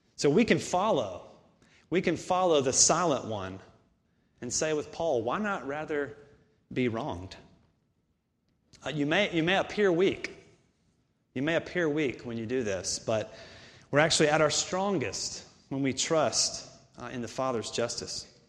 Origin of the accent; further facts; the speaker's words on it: Augusta, Georgia, United States; moved away; I'm from Augusta, about two hours away from here